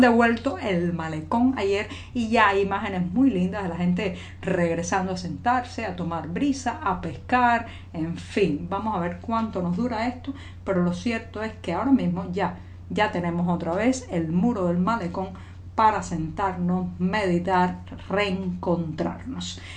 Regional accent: Cuba; cubana, periodista, ciudadana

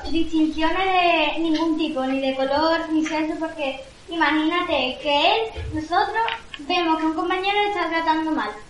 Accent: Spain; nosotros somos de España, de Europa.

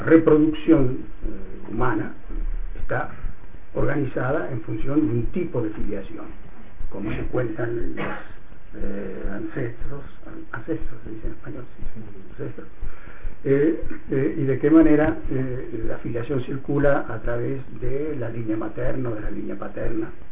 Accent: Argentina; born or raised there; moved away

